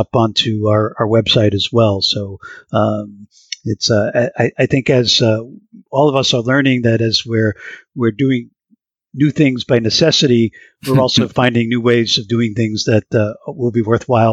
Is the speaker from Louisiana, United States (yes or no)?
no; New York City, New York, United States; now in Boston, United States; I grew up in New York in the Bronx